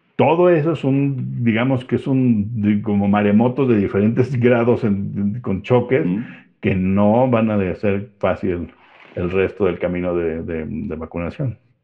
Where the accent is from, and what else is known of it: Mexico